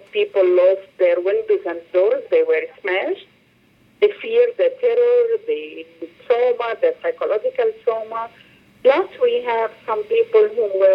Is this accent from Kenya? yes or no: no; Beirut, Mount Lebanon, Lebanon; I was born in Burj al Barajni camp